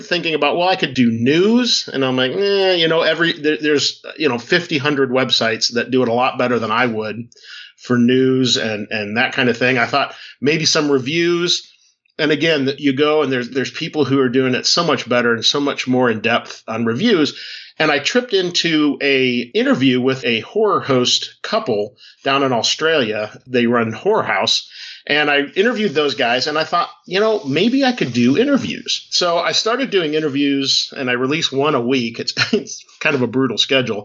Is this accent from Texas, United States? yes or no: no; Cleveland, Ohio, United States; I grew up in Cleveland, Ohio area